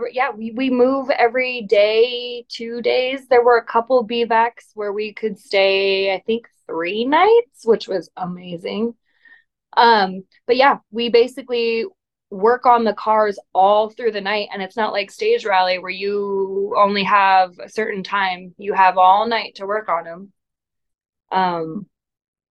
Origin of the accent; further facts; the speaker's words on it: United States; growing up in Tahoe, you're 30 minutes, 45 minutes from Reno